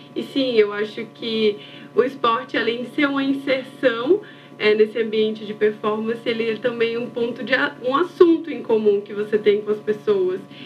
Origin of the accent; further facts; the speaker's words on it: Maceió, Alagoas, Brazil; moved away as an adult; now in São Paulo, Brazil; eu nasci em Maceió e morei a vida inteira lá. Em 2019, eu mudei para São Paulo